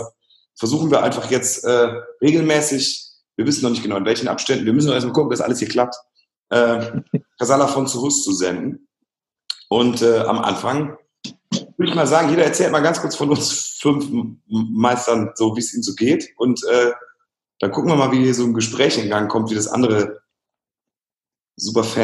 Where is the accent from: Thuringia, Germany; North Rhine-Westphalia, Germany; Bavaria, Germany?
North Rhine-Westphalia, Germany; Heinsberg; Ich komme aus Heinsberg.